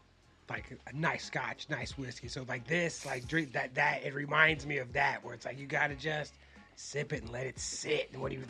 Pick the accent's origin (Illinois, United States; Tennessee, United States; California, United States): California, United States; South Bay; growing up in the South Bay